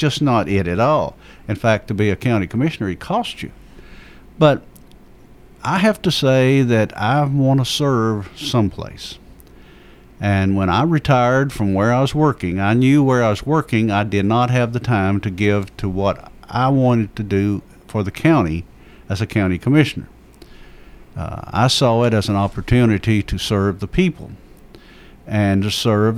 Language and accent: English; Rockville, United States; I come from the Rockville area where we had the Ruitons